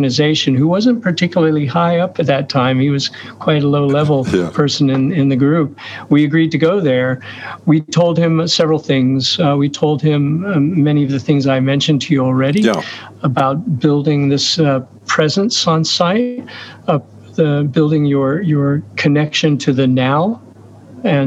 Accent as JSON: {"language": "English", "country": "United States", "also_born_or_lived": "Oslo, Norway", "moved": "yes", "said": "I'm an American citizen"}